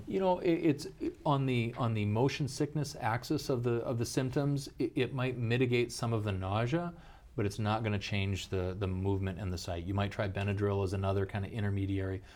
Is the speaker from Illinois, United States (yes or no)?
no; Pierre, South Dakota, United States; also born and raised in South Dakota. Uh, grew up in Pure